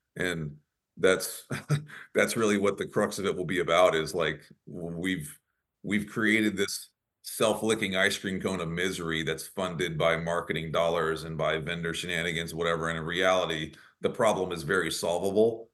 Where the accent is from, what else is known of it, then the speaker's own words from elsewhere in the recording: near Dallas, Texas, United States; that's near my hometown